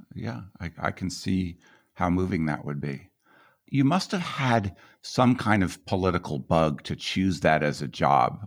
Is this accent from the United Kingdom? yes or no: no; Colorado, United States; I was from Colorado